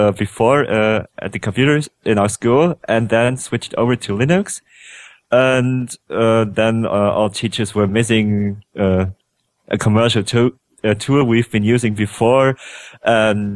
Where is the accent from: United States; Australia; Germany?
Germany; I'm a guy from Germany who's studying at the university.